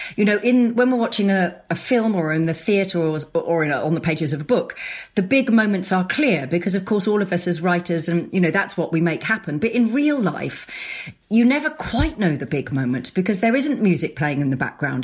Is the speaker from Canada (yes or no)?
no; Sussex, South East England, United Kingdom; also born or lived in London; we moved from London back to where we grew up in Sussex